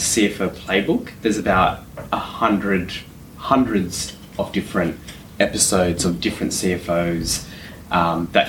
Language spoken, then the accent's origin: English; Canberra, Australian Capital Territory, Australia; moved away as an adult; also born or lived in Western Sydney; I grew up in Canberra, so that's where I sort of started my career.